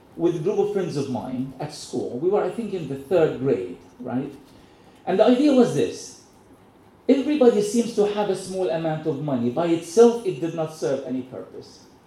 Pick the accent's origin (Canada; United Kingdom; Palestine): Palestine; Gaza, Gaza Strip; I was born in Gaza